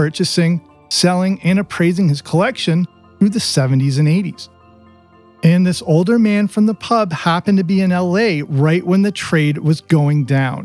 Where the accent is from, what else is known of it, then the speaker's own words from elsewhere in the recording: southwestern Ontario, Canada; moved away as an adult; also born or lived in England; I explained how old I was and where I grew up in southwestern Ontario.